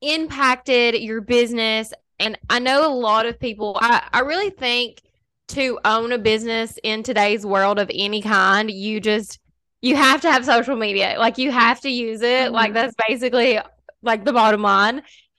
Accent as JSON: {"language": "English", "region": "Kentucky", "country": "United States", "tie": "born or raised there", "also_born_or_lived": "Lexington, Kentucky", "said": "I live in Kentucky. So we've lived here our whole lives, but we did move from like a super small town to like a decent sized city. So the last like 5 years I've lived in Lexington, which is like way bigger than my hometown."}